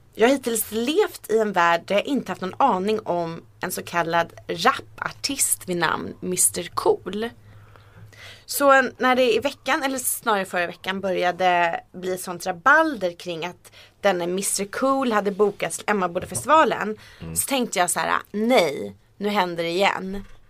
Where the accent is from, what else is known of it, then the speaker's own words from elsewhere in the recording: Sweden; accent: rikssvenska (Standard Swedish); min rikssvenska dialekt